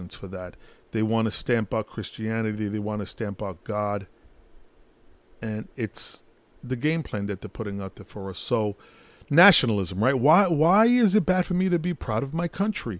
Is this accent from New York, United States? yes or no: yes; New York City, New York, United States; I'm Puerto Rican, but I was born in Brooklyn